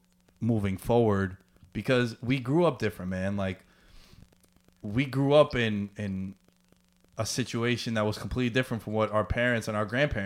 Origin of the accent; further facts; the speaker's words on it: New York City, New York, United States; being from Queens, growing up in Queens